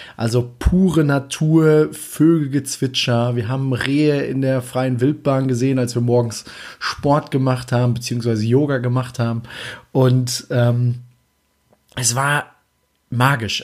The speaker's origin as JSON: {"language": "German", "country": "Germany", "said": "als Deutscher"}